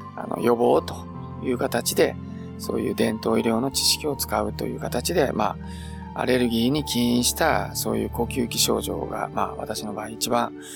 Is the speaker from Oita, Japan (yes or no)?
yes; Beppu, Oita, Japan; 私は別府の出身ですので、まあ温泉で育った人間なので